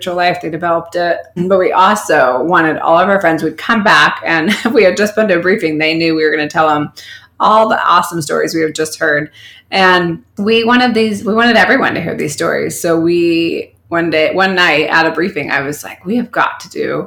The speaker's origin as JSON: {"language": "English", "area": "Orange County", "region": "California", "country": "United States", "said": "I'm from Orange County"}